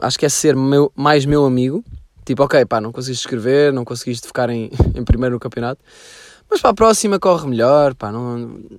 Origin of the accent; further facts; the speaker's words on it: Sintra, Lisbon, Portugal; eu sempre fui de Sintra